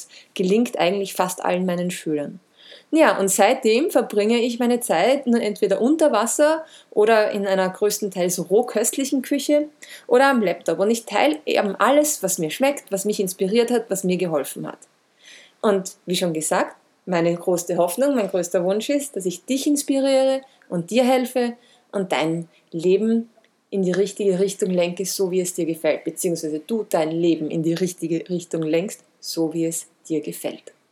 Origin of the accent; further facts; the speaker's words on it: Vienna, Austria; Geboren und aufgewachsen bin ich in Wien